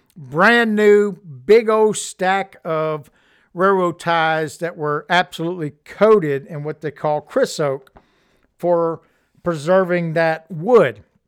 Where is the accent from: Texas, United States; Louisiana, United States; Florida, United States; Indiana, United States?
Louisiana, United States; when I was a child growing up in Louisiana